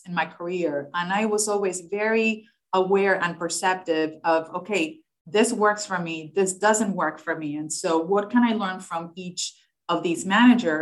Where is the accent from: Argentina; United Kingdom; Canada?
Argentina; English is a second language; moved away; I had an accent. I was from Argentina. I was not American.